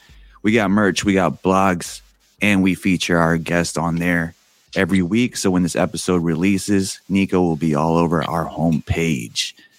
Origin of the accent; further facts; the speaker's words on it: California, United States; Yeah, I mean, we're all from California, so I felt like we all kind of were affected by the rain